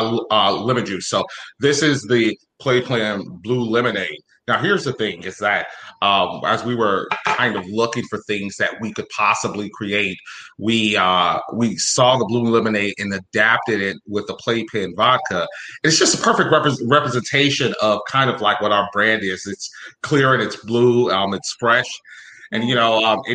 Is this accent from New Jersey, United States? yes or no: no; Chicago, Illinois, United States; we're from Chicago